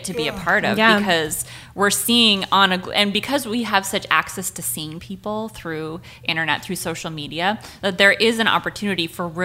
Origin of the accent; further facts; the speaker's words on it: United States; moved away; also born or lived in Montana / Wyoming; I grew up in Montana and Wyoming, which is a heavily white population.